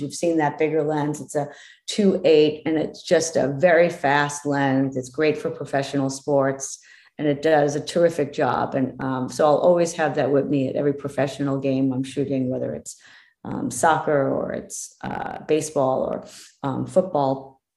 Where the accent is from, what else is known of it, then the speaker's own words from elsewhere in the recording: East Coast, United States; now in West Coast, United States; I'm from the East Coast